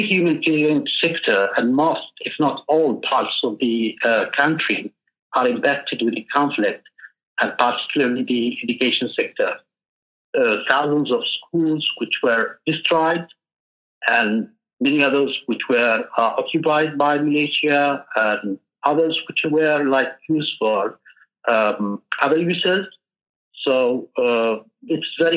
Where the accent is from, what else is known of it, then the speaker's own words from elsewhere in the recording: Yemen; from Yemen. I work as an education coordinator for a local NGO.